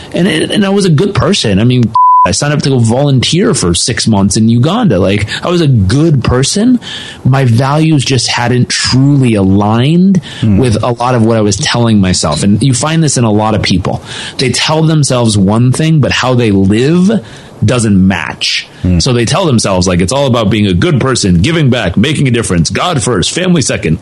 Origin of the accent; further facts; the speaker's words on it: Southern California, United States; I grew up in Southern California